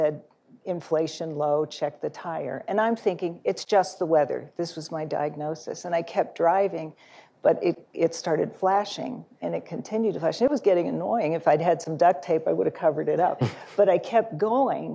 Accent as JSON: {"language": "English", "town": "Phoenix", "region": "Arizona", "country": "United States", "said": "I'm from Phoenix"}